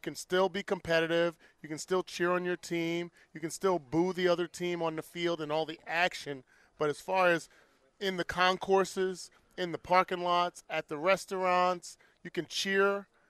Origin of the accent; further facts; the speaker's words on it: New Jersey, United States; We're from Jersey